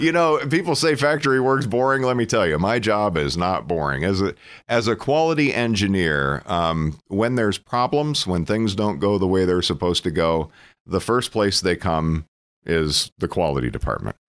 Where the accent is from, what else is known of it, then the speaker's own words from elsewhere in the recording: Emporium, Pennsylvania, United States; I'm from Cameron County. I'm from Emporium